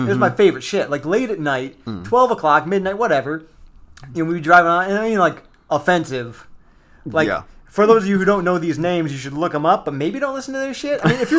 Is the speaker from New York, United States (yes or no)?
no; a small town in Michigan, United States; we're from Michigan. We're from a small town in Michigan.